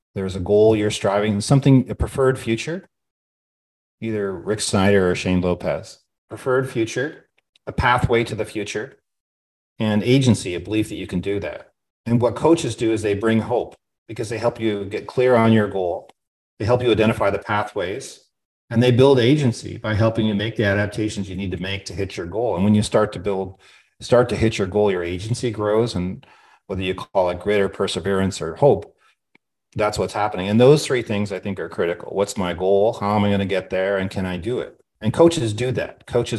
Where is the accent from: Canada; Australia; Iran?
Australia; now in United States; But I feel that's my credibility as an Australian.